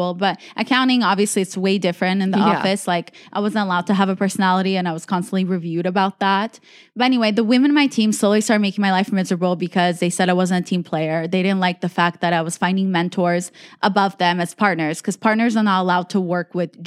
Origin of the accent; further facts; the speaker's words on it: United States; I was like foreign growing up in America.